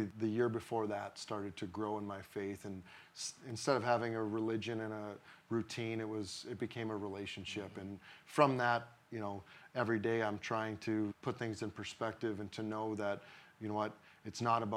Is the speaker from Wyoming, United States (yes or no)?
no; Blaine, Minnesota, United States; moved away as an adult; also born or lived in St. Louis; I grew up in Blaine, went to Smiley Park Schools, played hockey and baseball there.